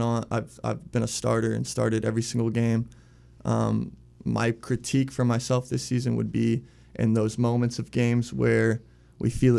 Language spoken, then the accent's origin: English; Arlington, Washington, United States; now in Richmond, United States; I'm from Arlington, Washington, hour north of Seattle, small town, other side of the country